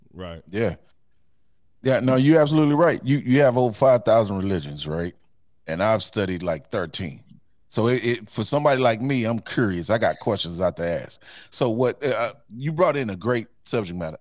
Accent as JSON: {"language": "English", "town": "Houston", "region": "Texas", "country": "United States", "tie": "born or raised there", "said": "I grew up in Fifth Ward"}